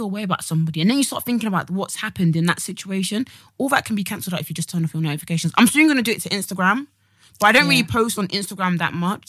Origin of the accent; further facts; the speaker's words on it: Nigeria; this is the thing where I'm coming from as a Nigerian.